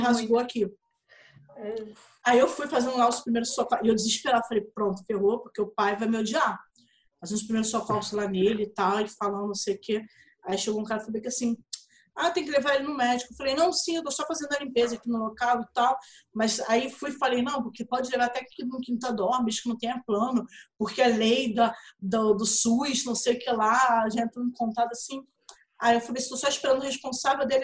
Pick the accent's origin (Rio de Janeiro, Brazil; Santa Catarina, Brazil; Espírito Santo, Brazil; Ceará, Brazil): Rio de Janeiro, Brazil; eu sou do Rio, você tá vendo meu sotaque, eu sou do Rio